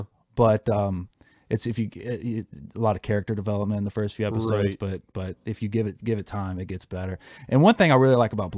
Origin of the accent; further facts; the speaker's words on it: Havana, Cuba; You know, because I'm always talking about Havana and just growing up in Cuba.